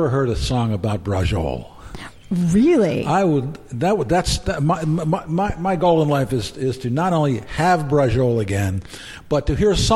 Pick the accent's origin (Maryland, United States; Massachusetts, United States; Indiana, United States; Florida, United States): Maryland, United States; Baltimore; I'm from Baltimore, Maryland.